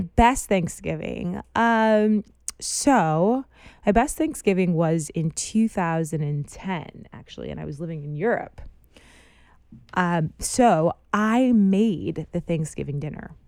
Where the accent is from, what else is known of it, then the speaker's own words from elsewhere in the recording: United States; moved away; I'm an American in a foreign country